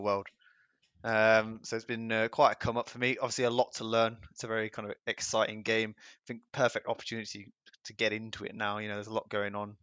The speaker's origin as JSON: {"language": "English", "region": "England", "country": "United Kingdom", "said": "I'm from England."}